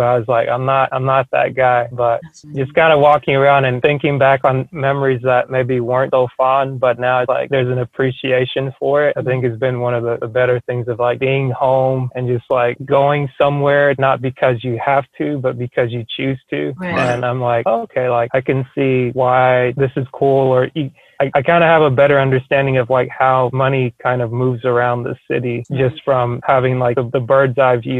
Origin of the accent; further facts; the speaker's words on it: Cameroon; And I'm originally from Cameroon, which is known well for playing soccer